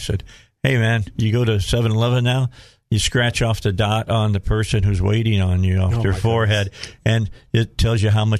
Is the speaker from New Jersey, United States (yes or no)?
no; Chicago, Illinois, United States; moved away; also born or lived in Indianapolis; When I grew up in Chicago, I listened to two DJs, Wally Phillips on WGN on the morning show, and then in the afternoon, Uncle Larry Lujak, the super jock.